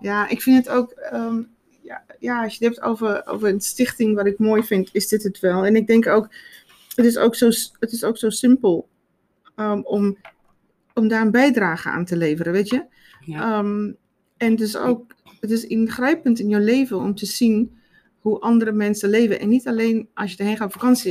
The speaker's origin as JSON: {"language": "Dutch", "country": "South Africa", "tie": "born or raised there", "moved": "yes", "lives_now": "Netherlands", "said": "ik ben opgevoed in Zuid-Afrika"}